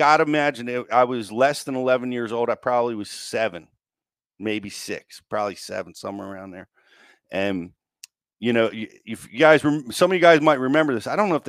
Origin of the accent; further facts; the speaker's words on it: Maryland, United States; We had a split level house where I grew up in Maryland, right on the banks of the Potomac.